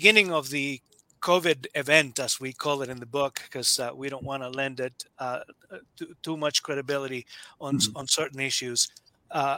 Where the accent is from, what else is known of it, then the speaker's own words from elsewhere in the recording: Nicaragua; also born or lived in Quebec, Canada; now in Alberta, Canada; I was born in Central America, in Nicaragua. I came to Canada as a political refugee. Originally, came to Quebec, and sometime after finishing my bachelor's, I came to Alberta.